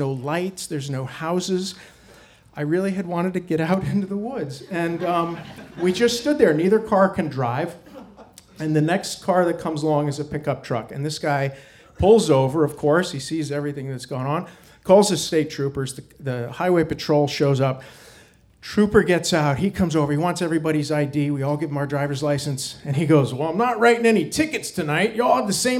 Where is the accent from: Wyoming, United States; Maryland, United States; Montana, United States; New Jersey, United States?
Wyoming, United States; we grew up in Wyoming and we have this camping thing.